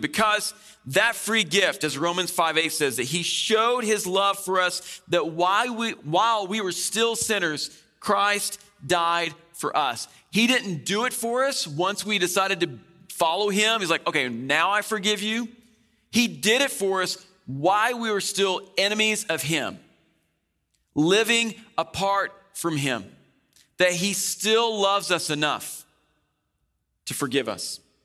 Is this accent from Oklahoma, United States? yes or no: yes; Oklahoma, United States; moved away; I come from Oklahoma, the land of tornadoes.